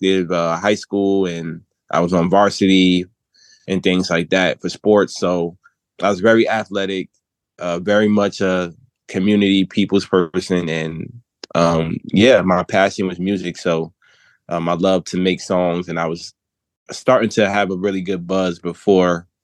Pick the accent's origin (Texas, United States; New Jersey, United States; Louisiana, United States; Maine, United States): New Jersey, United States; I'm actually from New Jersey, where I currently reside. I'm born and raised, a single parent home